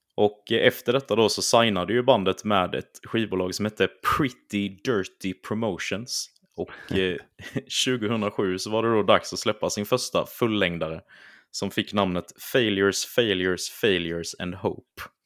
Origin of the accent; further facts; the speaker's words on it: Småland, Sweden; accent: Småländska; mitt härliga småländska uttal